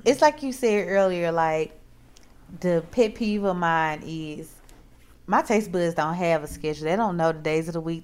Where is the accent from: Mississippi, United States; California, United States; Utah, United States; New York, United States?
Mississippi, United States; now in Texas, United States; I am from Mississippi.